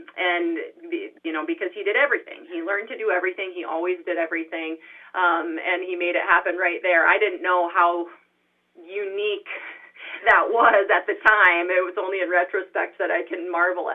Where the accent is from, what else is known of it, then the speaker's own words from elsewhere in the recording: Brookings, South Dakota, United States; I'm originally from Brookings. I was born and raised here